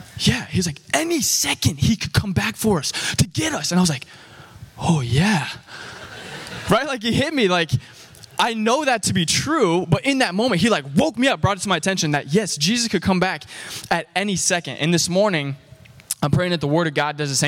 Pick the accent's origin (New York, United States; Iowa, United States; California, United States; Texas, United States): Iowa, United States; Urbandale; now in Iowa City, United States; I'm from Urbandale, Iowa, so I love Des Moines. That's where I come from